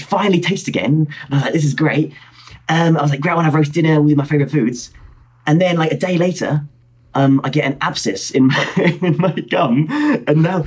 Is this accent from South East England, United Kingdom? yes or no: no; Hertfordshire, East of England, United Kingdom; I'm from Hertfordshire, just north of London. I tell people I'm from London when I'm travelling, but really, I'm from Hertfordshire, which is not in London